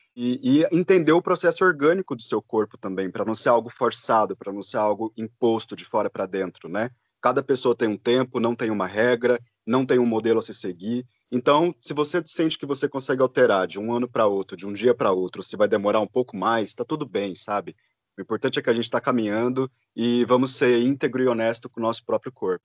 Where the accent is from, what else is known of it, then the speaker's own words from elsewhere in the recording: Goiás, Brazil; now in São Paulo, Brazil; meus documentos eram de Goiás, eu sou de Goiás